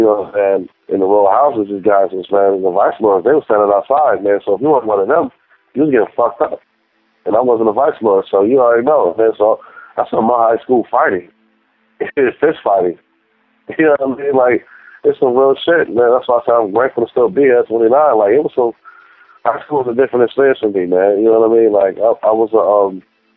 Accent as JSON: {"language": "English", "town": "Gary", "region": "Indiana", "country": "United States", "tie": "born or raised there", "said": "I was born in Gary, Indiana, which is in the Midwest"}